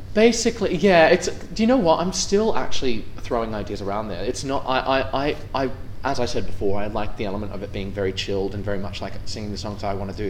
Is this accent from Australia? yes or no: yes; Australia; moved away; I'm from Australia